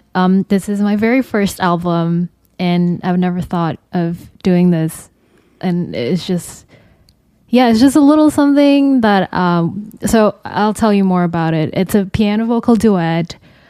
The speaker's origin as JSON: {"language": "English", "region": "Jakarta", "country": "Indonesia", "tie": "born or raised there", "said": "where we grew up together in Jakarta, Indonesia."}